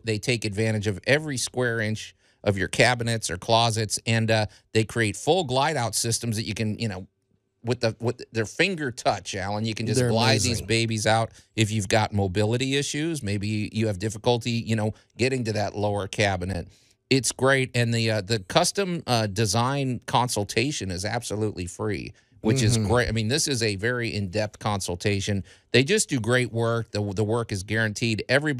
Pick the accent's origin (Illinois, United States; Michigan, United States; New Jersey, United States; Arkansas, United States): Illinois, United States; Chicago; now in Tennessee, United States; I grew up in Chicago.